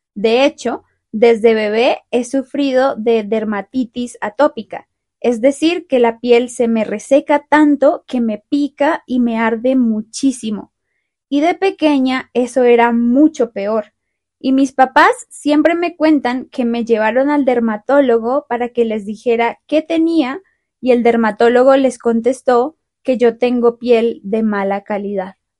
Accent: Bogotá, Colombia; moved away; yo nací y crecí en Bogotá

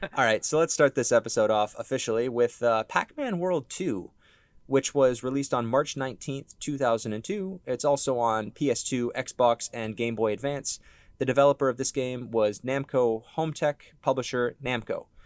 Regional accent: Ontario, Canada; we're from Ontario, Canada

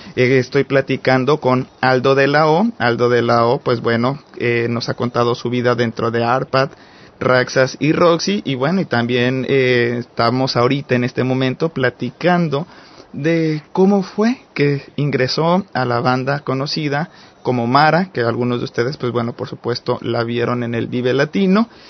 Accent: Mexico; como mexicano hombre

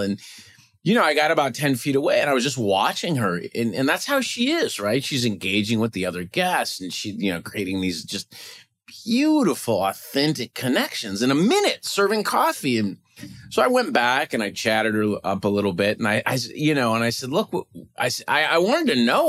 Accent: Cleveland, Ohio, United States; now in Minneapolis, United States; I'm originally from Cleveland, and my mom still lives in the house we grew up

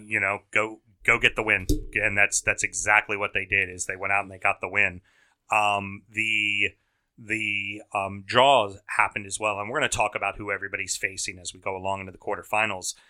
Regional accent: United States; the red-blooded Americans we are

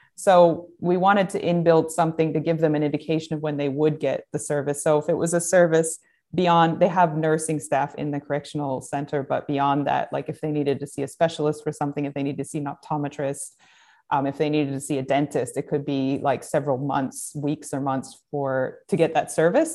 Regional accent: United States; growing up in America

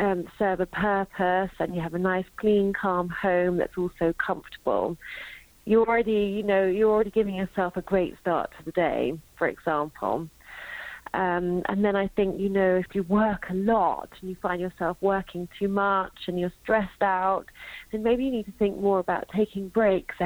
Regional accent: London, United Kingdom; now in Sweden; I'm from London, but I live in Sweden

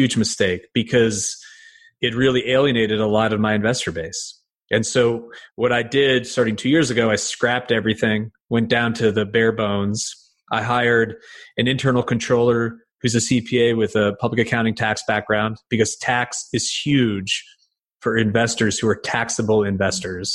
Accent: United States; also born or lived in Connecticut; I'm from New York

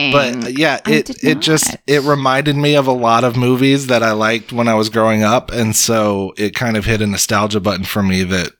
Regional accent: United States; I'm American, not some fancy European with your weird pronunciations.

